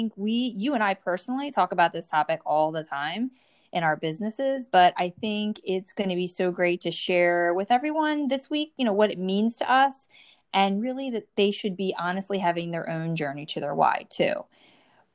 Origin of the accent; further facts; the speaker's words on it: New Jersey, United States; I'm from the Northeast, and I grew up in New Jersey